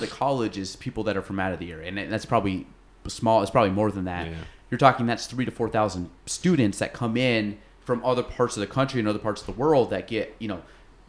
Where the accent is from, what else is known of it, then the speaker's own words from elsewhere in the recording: Iowa, United States; I'm just going to go there, even though I'm from Iowa.